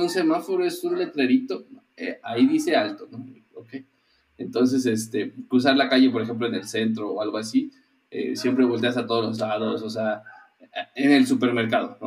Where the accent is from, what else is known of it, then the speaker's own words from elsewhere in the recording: Mexico City, Mexico; now in Querétaro, Mexico; yo soy de la Ciudad de México nacido y, me considero chilango